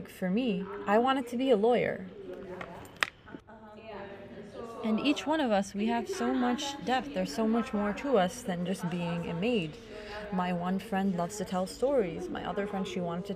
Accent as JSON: {"language": "English", "country": "Ethiopia", "moved": "as an adult", "lives_now": "Lebanon", "said": "A lot of us women, we come from Ethiopia for work"}